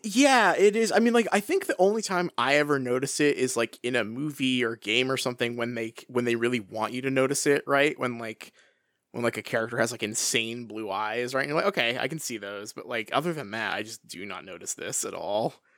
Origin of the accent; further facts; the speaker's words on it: Pacific Northwest, United States; my hometown is sort of just standing in for forks here